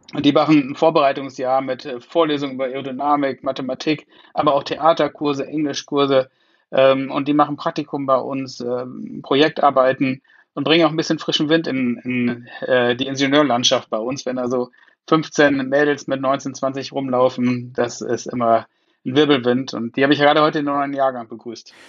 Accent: Münster, North Rhine-Westphalia, Germany; ich komme nicht ganz aus Hamburg, ich komme aus Münster, okay. aus Westfalen. Insofern Münster Münsteraner.

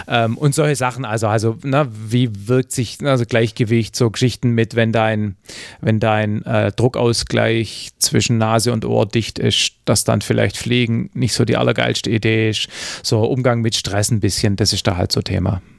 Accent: Southern Germany, Germany; wie es bei uns im Süden heißt

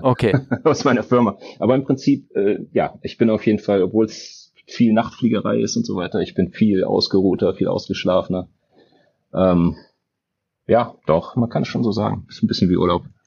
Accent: Berlin, Germany; ich bin Berliner.

